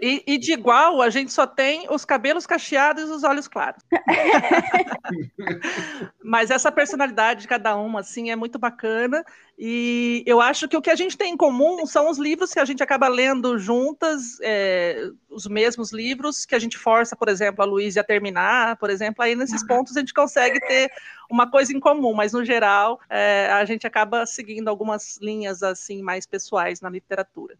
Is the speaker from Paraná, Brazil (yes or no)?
yes; Londrina, Paraná, Brazil; eu sou de Londrina, no Paraná